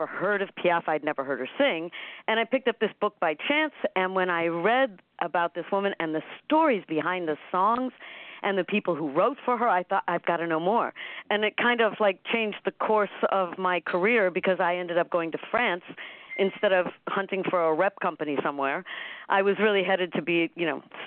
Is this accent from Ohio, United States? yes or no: yes; Cleveland, Ohio, United States; I'm a Cleveland girl, too. I'm from Cleveland.